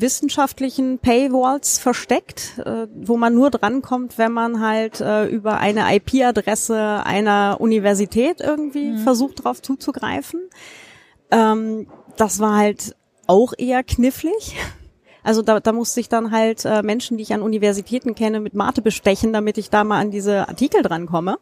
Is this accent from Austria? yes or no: no; Germany; aus meiner Heimatstadt hier in Deutschland